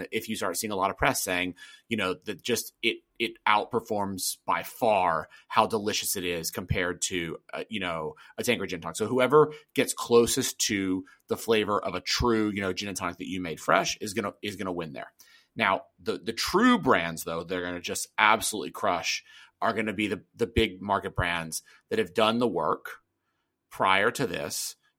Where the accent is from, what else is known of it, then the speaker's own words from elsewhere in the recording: the South, United States; Yeah, man, I'm from the South.